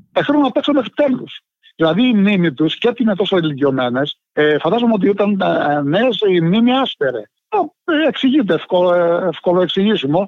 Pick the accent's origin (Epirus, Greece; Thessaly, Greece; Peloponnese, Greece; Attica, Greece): Epirus, Greece; Povla; moved away; είναι ένα ποτάμι στο χωριό μου που χύνεται στην Αντριατική, του διαμέσου τη Αλβανία